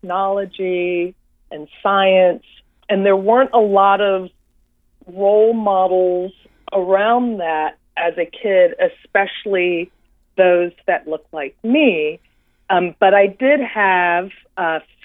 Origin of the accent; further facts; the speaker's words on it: Washington, District of Columbia, United States; I was born and raised in Washington, D.C.